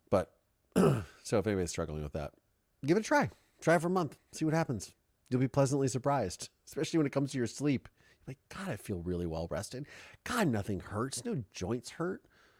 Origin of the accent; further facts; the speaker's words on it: Canada; I'm so Canadian. I love the cold and snow, but not the ice.